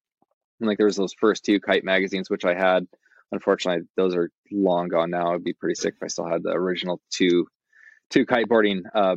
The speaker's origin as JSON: {"language": "English", "town": "Eugene", "region": "Oregon", "country": "United States", "tie": "born or raised there", "said": "I grew up in Eugene, born and raised."}